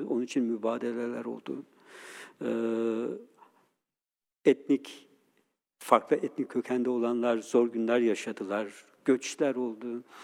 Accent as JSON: {"language": "Turkish", "country": "Turkey", "said": "Biz Türkiye'de 50 bin kadar Ermeniyiz. Ee, Türkiye'deki en büyük Müslüman olmayan azınlığız."}